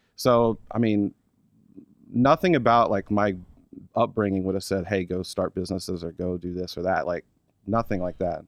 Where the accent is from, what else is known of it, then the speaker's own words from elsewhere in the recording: Oklahoma City, Oklahoma, United States; moved away as an adult; also born or lived in Stillwater, Oklahoma; I was born in Oklahoma City, Oklahoma. Born and raised there till, let's see, when I moved here, so three years ago